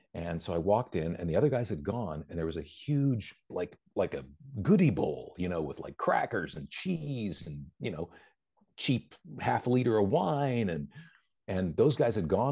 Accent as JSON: {"language": "English", "town": "Vancouver", "region": "British Columbia", "country": "Canada", "tie": "born or raised there", "also_born_or_lived": "New Jersey / Bethesda / Princeton", "said": "Vancouver, which is my hometown"}